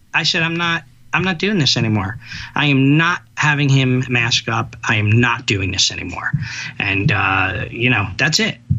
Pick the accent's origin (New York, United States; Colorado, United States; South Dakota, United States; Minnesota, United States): New York, United States; New York City; I'm a New Yorker